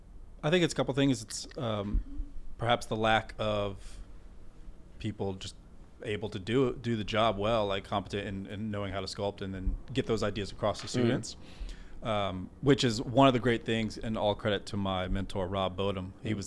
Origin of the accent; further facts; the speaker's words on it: Richmond, Virginia, United States; Actually, what was really cool, we did a 12-figure women's memorial for my hometown in Richmond.